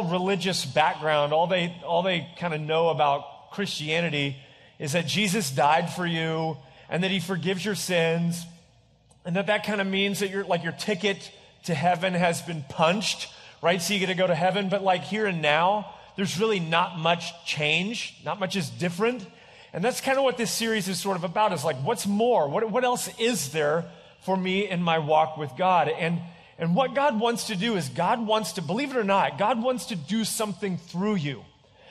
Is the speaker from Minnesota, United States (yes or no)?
no; Tulsa, Oklahoma, United States; I am from Tulsa, Oklahoma, which is just as exciting as it sounds.